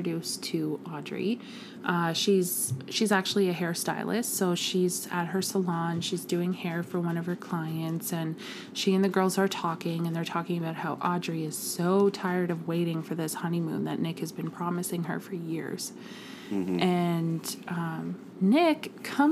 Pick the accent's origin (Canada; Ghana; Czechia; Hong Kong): Canada